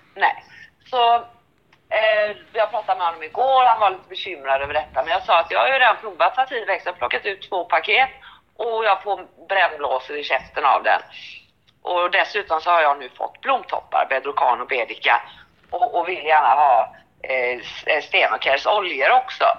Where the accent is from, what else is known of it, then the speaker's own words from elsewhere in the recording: Sweden; jag är svensk.